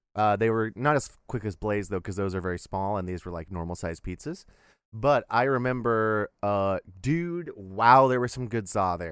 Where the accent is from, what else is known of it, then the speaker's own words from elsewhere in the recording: Texas, United States; as a Texan